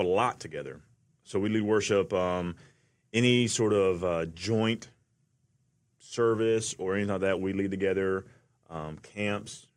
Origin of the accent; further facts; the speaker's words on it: Atlanta, Georgia, United States; I'm from Atlanta.